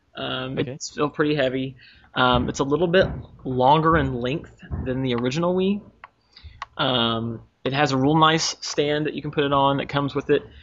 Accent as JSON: {"language": "English", "country": "United States"}